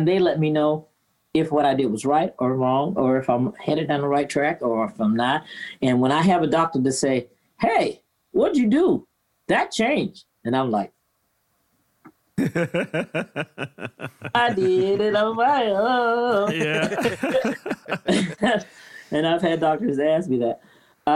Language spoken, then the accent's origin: English; Virginia, United States; growing up in Virginia in the South